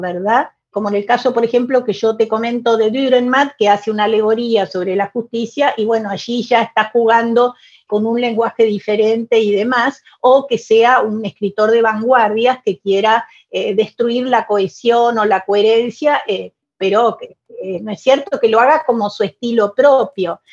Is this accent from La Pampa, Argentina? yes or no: no; Buenos Aires, Argentina; first language Spanish; Yo nací en Buenos Aires, en mi adorada Buenos Aires, en mi Buenos Aires con sus sus pesares, sus fracasos, sus problemas. Es una ciudad que amo profundamente. Yo me siento porteña